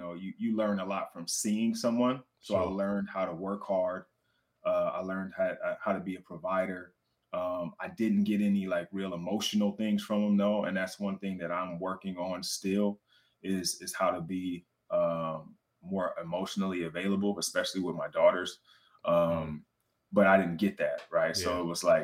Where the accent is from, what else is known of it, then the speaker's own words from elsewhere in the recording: Richmond, California, United States; also born or lived in Oakland, California; I was born in Oakland, California, but raised in Richmond, California